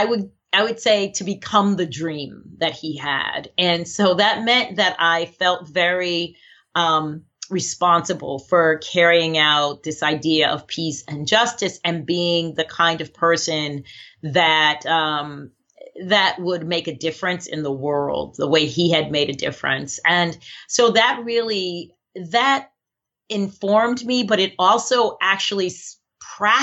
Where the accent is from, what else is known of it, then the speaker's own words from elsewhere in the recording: Baltimore, Maryland, United States; I was brought up actually in Baltimore, Maryland, with amazing parents